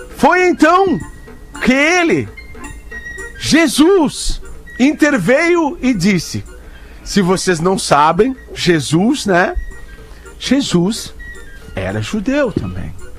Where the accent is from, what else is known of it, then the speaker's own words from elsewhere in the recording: Balneário Pinhal, Rio Grande do Sul, Brazil; eu fui criado a vida inteira no Pinhal, né? Na praia do Pinhal